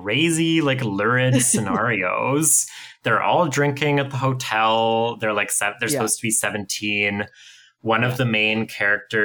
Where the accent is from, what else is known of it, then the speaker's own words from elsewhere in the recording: Ottawa, Ontario, Canada; I grew up in Ottawa and went to the downtown high school